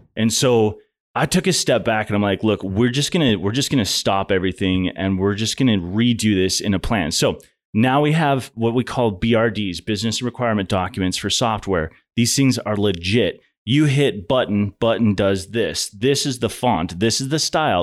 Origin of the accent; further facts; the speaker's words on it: Montana, United States; moved away as an adult; now in Houston, United States; I'm from Montana